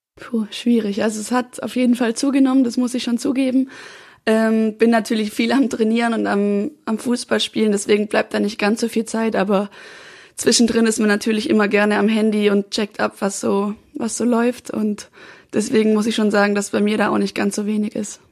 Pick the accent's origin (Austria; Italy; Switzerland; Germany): Germany; Swabia, Lake Constance, Baden-Württemberg; also born or lived in Freiburg; now in Munich, Germany; ich komme ja eigentlich aus dem Schwabenland